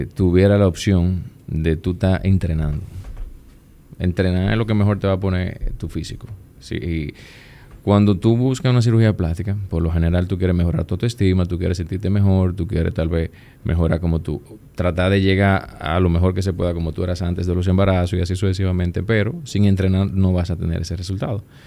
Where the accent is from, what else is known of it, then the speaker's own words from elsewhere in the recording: Puerto Plata, Dominican Republic; moved away as an adult; now in Santo Domingo, Dominican Republic; Yo, yo soy de Puerto Plata. Yo vengo de Puerto Plata, entro a Unive.